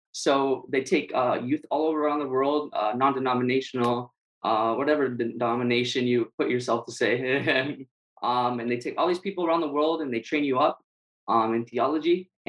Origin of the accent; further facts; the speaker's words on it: San Diego, California, United States; also born or lived in Guam; now in Hawaii, United States; I grew up in California, San Diego. And then after that, we moved to Guam for 3 years. We lived in Guam. And then after that, we moved to Hawaii.